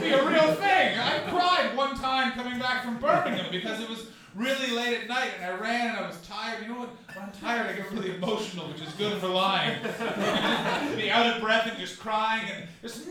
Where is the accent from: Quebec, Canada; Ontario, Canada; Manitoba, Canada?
Ontario, Canada; near Carp; also born or lived in Montreal; now in London, United Kingdom; I'm visiting from Carp, Ontario, which is a town that's next to the town that I grew up